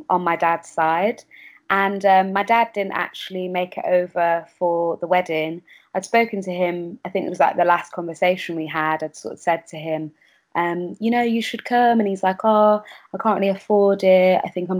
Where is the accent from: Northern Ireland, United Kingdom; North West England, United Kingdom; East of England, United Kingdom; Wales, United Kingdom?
North West England, United Kingdom; Kendal; moved away as an adult; now in London, United Kingdom; I grew up in Kendal, actually, in the Lake District.